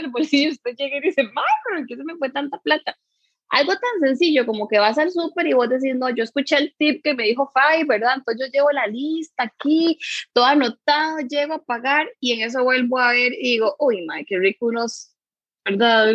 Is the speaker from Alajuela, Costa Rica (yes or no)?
no; Curridabat, San José, Costa Rica; Yo soy de aquí de Curry